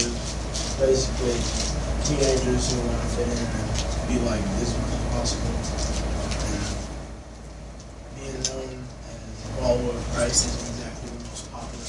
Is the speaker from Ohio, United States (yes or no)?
no; Ferguson, Missouri, United States; I'm from Ferguson.